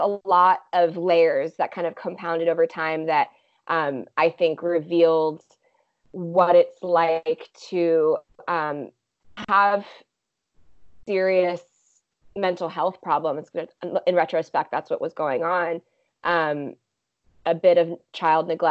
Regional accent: Vienna, Virginia, United States; also born or lived in Washington, D.C. / Bulgaria; now in San Francisco, United States; I grew up in Vienna, Virginia, just outside DC

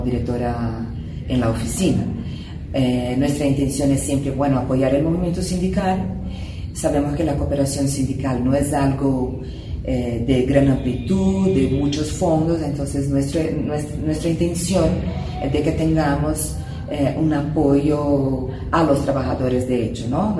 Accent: Brazil; Yo como brasileña

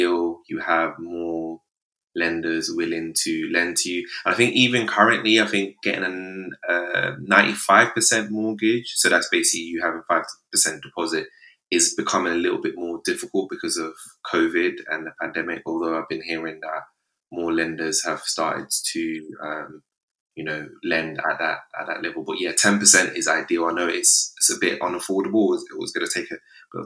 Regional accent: London, United Kingdom; I'm originally, I grew up in Camberwell, mostly Southeast London

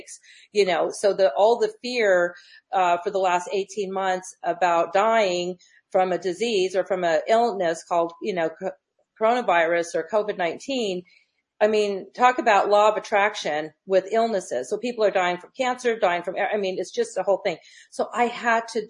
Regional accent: Loma Linda, California, United States; also born or lived in Redlands; I was raised in Loma Linda, San Bernardino, Inland Empire

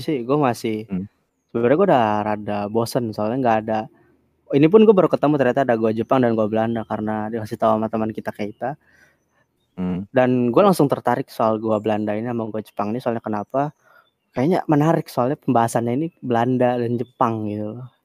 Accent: Kebumen, Central Java, Indonesia; now in Bali, Indonesia; Gua emang orang Kebumen, gua orang Kebumen. At least, iya, gua emang orang Jawa Sunda

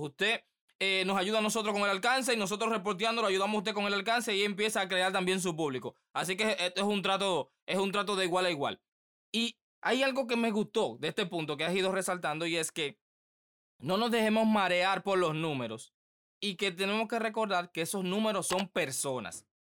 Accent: Dominican Republic; aquí en mi país el, el béisbol es lo que prima

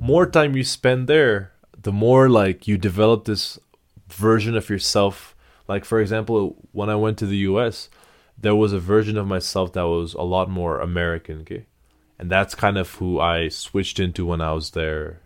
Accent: Kathmandu, Bagmati, Nepal; English is a second language; now in United States; it was a big change from … born and raised in Kathmandu. It was a big change going to going to the U.S.

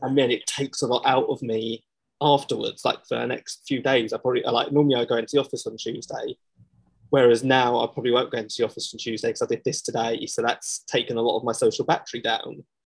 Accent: London, United Kingdom; I come from Southeast London, um, which is just a very man's man's type world

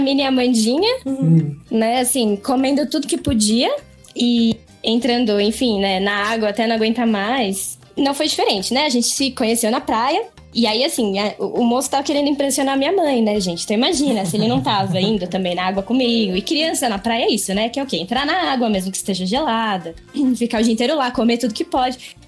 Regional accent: São Paulo, Brazil; eu nasci em São Paulo, eu sempre morei em São Paulo.

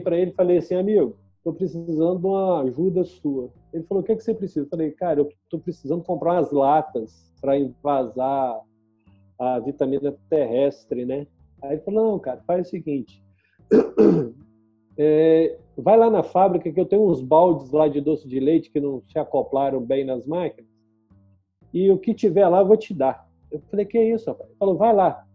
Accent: Itaperuna, Rio de Janeiro, Brazil; also born or lived in Niterói; eu sou de Itaperuna, no exterior do Rio de Janeiro, né? Eu saí de casa com 17 anos porque lá não tinha faculdade

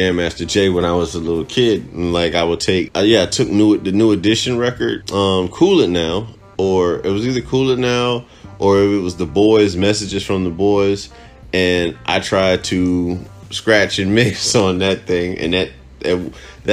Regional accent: Cuba; moved away; Growing up in Cuba

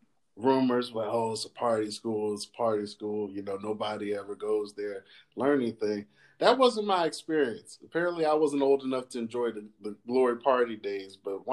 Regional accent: Philadelphia, Pennsylvania, United States; I'm from West Philadelphia, specifically the Overbrook area.

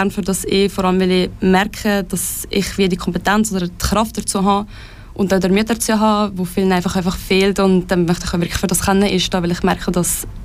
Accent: Valais, Switzerland; ich komme ursprünglich aus dem Kanton Wallis, das kennt man vielleicht ein bisschen am Dialekt.

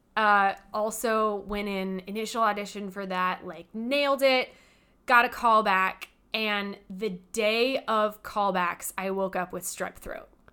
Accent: Hemet, California, United States; moved away; Originally, I am from California. I'm from this little teeny tiny town called Hemetz.

